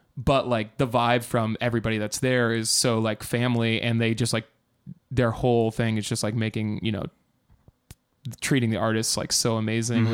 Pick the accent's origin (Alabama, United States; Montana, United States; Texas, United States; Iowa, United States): Iowa, United States; I'm from Iowa